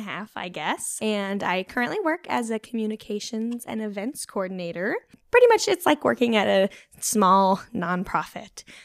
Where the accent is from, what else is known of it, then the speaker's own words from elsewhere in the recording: Junction City, Oregon, United States; I grew up in Junction City, which which is just outside